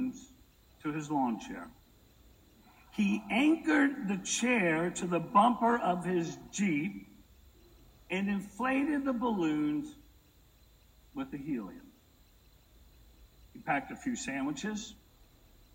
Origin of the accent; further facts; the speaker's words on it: Brooklyn, New York, United States; now in Texas, United States; I'm from Brooklyn